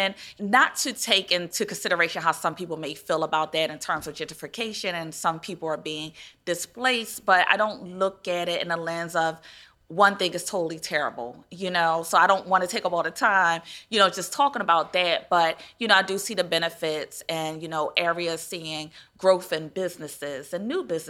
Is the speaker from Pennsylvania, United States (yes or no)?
yes; Philadelphia, Pennsylvania, United States; being raised and coming from Philadelphia